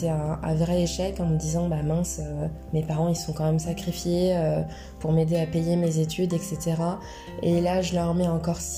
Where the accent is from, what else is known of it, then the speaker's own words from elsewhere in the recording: United Kingdom; accent: British; French is a second language; Au début, je suis arrivée euh, avec mon petit accent british, euh